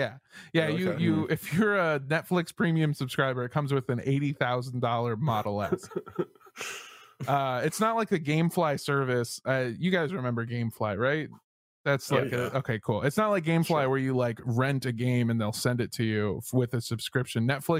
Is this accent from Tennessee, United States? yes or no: yes; Memphis, Tennessee, United States; I'm from Memphis, Tennessee, motherfucker county.